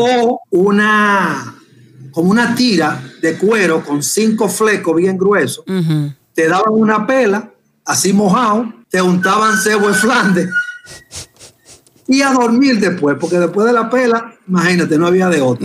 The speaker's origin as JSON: {"language": "Spanish", "region": "Puerto Plata", "country": "Dominican Republic", "tie": "born or raised there", "said": "yo soy oriundo de Puerto Plata"}